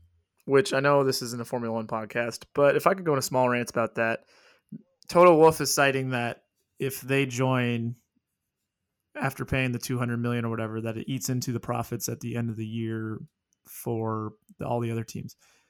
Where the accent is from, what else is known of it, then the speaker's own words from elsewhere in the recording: Illinois, United States; also born or lived in Davenport, Iowa; Yeah. And we lived across the river in Illinois. So I guess that must have been the closest hospital.